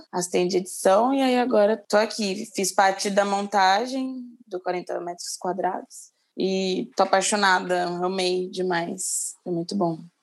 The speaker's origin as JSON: {"language": "Portuguese", "region": "São Paulo", "country": "Brazil", "tie": "born or raised there", "said": "Nasci na Zona Sul, agora moro no centro"}